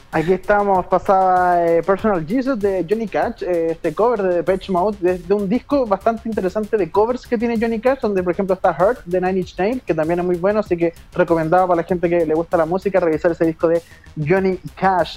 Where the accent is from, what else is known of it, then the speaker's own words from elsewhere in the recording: Chile; quiero volver a mi patria